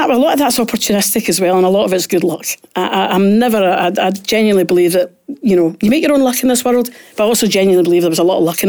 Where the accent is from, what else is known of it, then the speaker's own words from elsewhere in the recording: Glasgow, Scotland, United Kingdom; I was born and brought up in Pollock